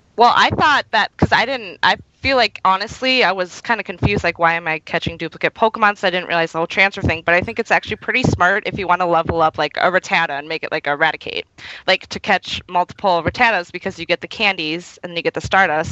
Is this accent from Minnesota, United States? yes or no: yes; Minnesota, United States; I'm from Minnesota